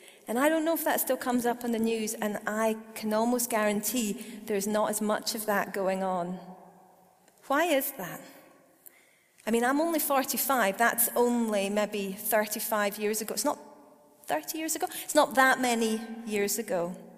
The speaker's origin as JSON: {"language": "English", "town": "Perth", "region": "Scotland", "country": "United Kingdom", "tie": "born or raised there", "said": "I grew up in Perth. I'm actually Scottish. I know I don't have a completely Scottish accent. There's a story to that. But I am totally Scottish."}